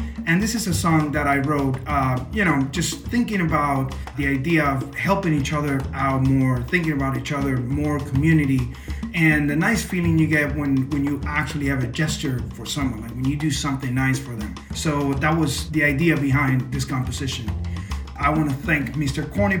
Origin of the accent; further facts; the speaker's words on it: Cuba; now in Toronto, Canada; I'm a saxophonist and composer from Cuba, based in Toronto, Canada.